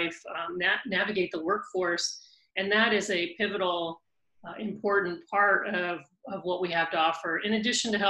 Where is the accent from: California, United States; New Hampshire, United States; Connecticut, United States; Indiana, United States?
California, United States; Whittier; I grew up in California, in Whittier, California